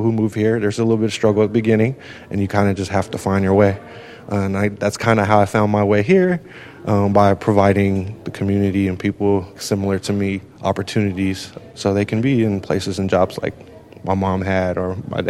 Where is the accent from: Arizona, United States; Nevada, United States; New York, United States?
Nevada, United States; Las Vegas; also born or lived in Dominican Republic; I have been in Las Vegas since I was 3 years old. So I'm 34 now.